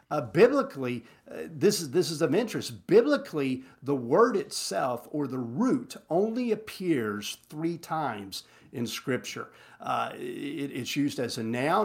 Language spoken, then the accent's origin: English; Texas Panhandle, United States; I'm from the Panhandle